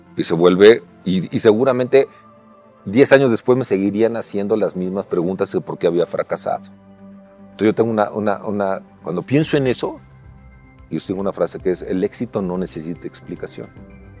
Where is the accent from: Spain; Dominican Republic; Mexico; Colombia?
Mexico; also born or lived in California; Soy el primer mexicano que termina la triple corona.